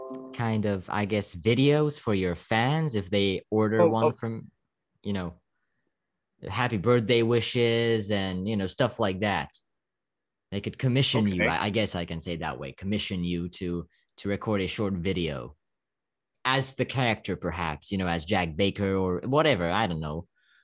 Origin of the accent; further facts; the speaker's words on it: Slovakia; English is a second language; To all of you people in Ukraine, stay safe for sure. I'm from Slovakia. I'm in a NATO country.